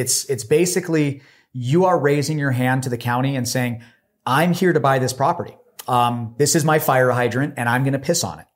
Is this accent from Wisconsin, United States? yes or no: no; Los Angeles, California, United States; moved away; also born or lived in Washington; I was actually from Los Angeles